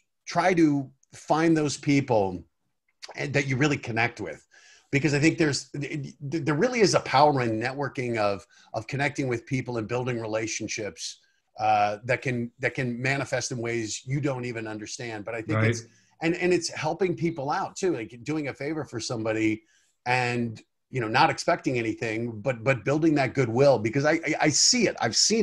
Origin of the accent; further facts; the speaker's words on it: Colorado, United States; now in Los Angeles, United States; I grew up in Colorado